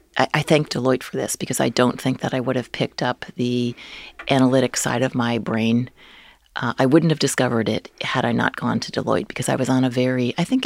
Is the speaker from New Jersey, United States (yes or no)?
yes; New Jersey, United States; I grew up in New Jersey.